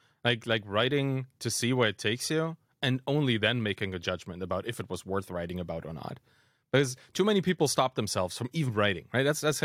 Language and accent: English; East Germany, Germany; being German and dropping all the kind of Germanist stuff that we've been taught as kids, right? Like I was raised in East Germany